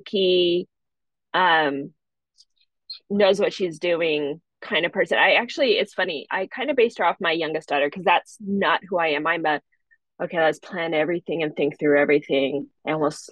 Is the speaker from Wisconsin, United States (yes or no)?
no; Montana, United States; I grew up in Montana